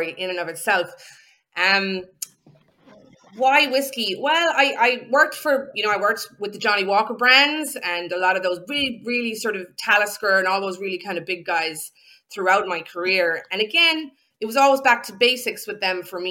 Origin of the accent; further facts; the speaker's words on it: Ireland; also born or lived in County Clare, Ireland; I'm also Irish, of course, and I have a farm in Ireland.